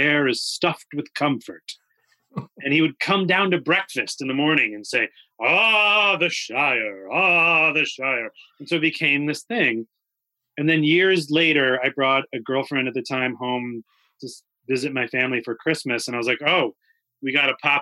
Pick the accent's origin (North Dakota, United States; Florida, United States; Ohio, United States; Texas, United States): Ohio, United States; Rocky River; I grew up in Rocky River, Ohio, the suburbs of Cleveland.